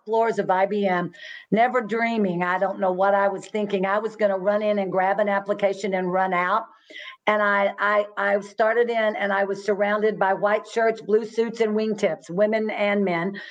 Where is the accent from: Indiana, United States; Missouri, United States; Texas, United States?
Texas, United States; Fort Worth; I was born and raised in Fort Worth